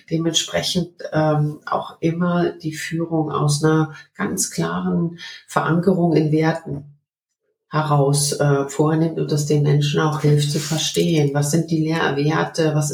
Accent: Berlin, Germany; Ich bin in Berlin aufgewachsen und äh, dieser Mauerfall, der bringt es eigentlich sehr, sehr gut äh, auf den Punkt.

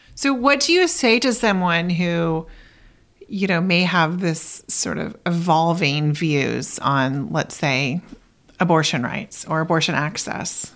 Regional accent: Oklahoma, United States; moved away as an adult; I'm originally from Oklahoma

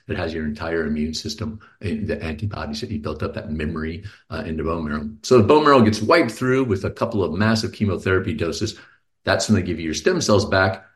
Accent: Houston, Texas, United States; now in Pleasanton, United States; I'm a Texan too

